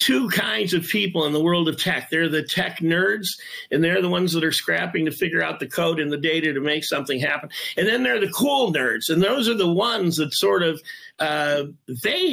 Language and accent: English; Detroit, Michigan, United States; I'm from Detroit